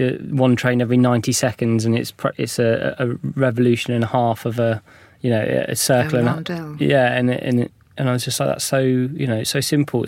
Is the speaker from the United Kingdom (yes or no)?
yes; United Kingdom; as a Brit myself